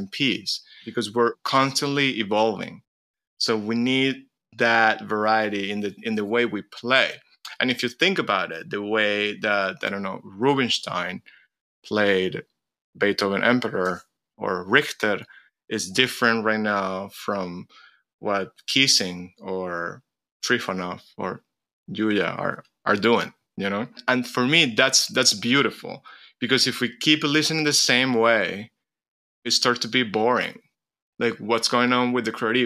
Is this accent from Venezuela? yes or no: yes; Venezuela; moved away as an adult; also born or lived in United States; growing up in a country where, first of all, a country which is completely full of immigrants